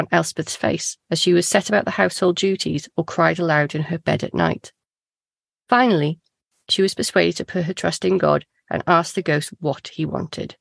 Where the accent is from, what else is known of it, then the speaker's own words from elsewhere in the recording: Wales, United Kingdom; as a Welsh person